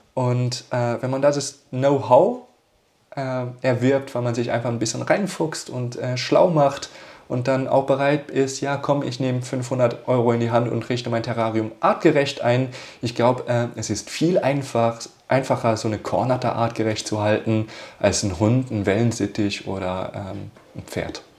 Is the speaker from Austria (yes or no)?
yes; Austria; bei uns in Österreich